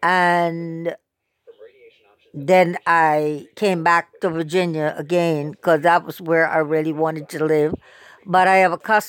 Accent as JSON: {"language": "English", "country": "Barbados", "lives_now": "United States", "said": "I also realized that they still had prejudice in the South. We had never experienced anything like that in Barbados."}